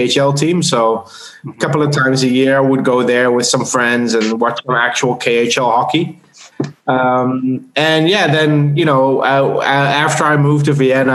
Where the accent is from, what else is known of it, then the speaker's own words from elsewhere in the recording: Netherlands; moved away as an adult; also born or lived in South Africa; now in Austria; I'm from the Netherlands originally